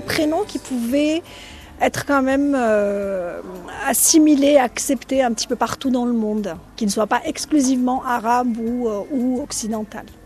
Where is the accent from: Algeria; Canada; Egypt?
Algeria; Constantine, Constantine Province; moved away as an adult; also born or lived in Guadeloupe; now in Martinique; moi je suis algérienne, je suis de Constantine